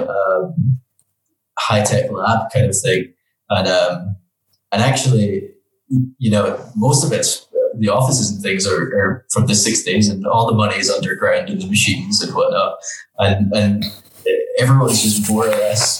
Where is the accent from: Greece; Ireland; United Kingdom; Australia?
United Kingdom; Dundee, Scotland; moved away as an adult; now in Geneva, Switzerland; I grew up in Dundee on the northeast coast of Scotland